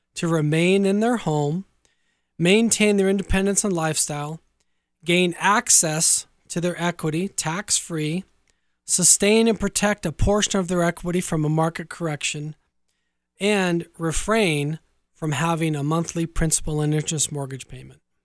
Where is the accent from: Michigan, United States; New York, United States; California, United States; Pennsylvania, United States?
California, United States; Orange County, Southern; I'm originally from Southern California. I grew up in Orange County